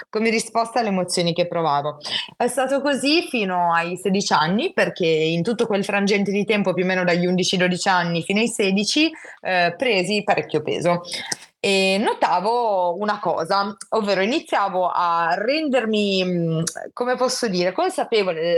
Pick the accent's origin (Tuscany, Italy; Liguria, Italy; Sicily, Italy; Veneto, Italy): Liguria, Italy; Genoa; ho 24 anni, sono di Genova, studio psicologia, mi sto per laureare